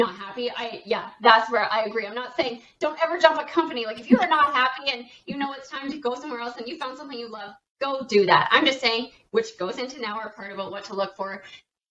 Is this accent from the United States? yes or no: no; Canada; I am a Canadian